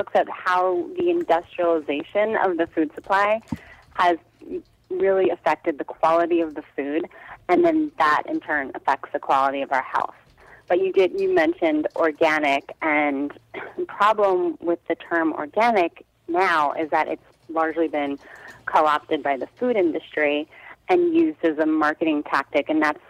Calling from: Brooklyn, New York, United States; I'm in Brooklyn, New York.

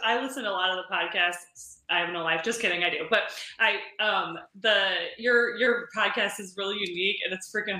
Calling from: St. Louis, Missouri, United States; Hey, I'm come joining from St. Louis.

